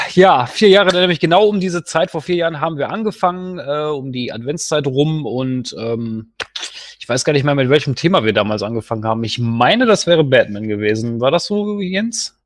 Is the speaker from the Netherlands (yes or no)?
no; Duisburg, North Rhine-Westphalia, Germany; moved away as an adult; now in Herten, Germany; also ich komme ja eigentlich aus Duisburg, ich bin aber arbeitsbedingt nach Herten umgezogen